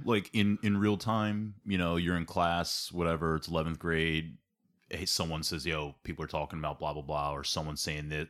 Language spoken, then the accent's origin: English; Ambler, Pennsylvania, United States; I grew up in Ambler, I grew up in South Ambler